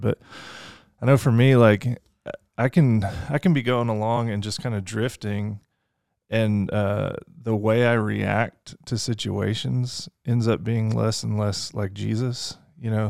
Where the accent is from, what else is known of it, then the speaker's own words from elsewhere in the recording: Fort Worth, Texas, United States; also born or lived in Lake Charles, Louisiana; now in Kentucky, United States; I grew up a lot in Fort Worth, Texas, so kinda dual citizen kinda thing